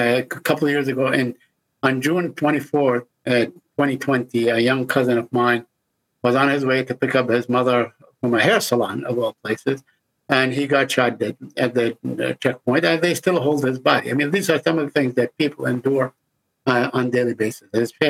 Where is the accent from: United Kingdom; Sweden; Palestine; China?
Palestine; Abu Dis, West Bank; moved away as an adult; also born or lived in San Francisco; now in Washington, United States; I was born and raised in Jerusalem in Abu Dis, which is right outside of Jerusalem. It's the place that was designated to be the Palestinian capital in East Jerusalem. Anyway, so I came to go to college in San Francisco, which I did.